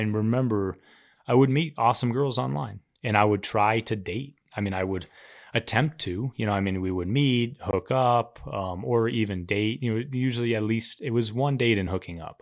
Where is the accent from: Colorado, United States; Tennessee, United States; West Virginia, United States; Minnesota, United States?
Colorado, United States; Cherry Creek; I grew up in Cherry Creek